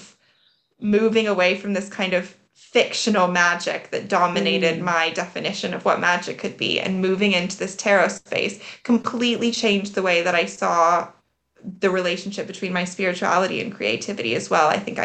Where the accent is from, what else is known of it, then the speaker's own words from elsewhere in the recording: United States; I'm American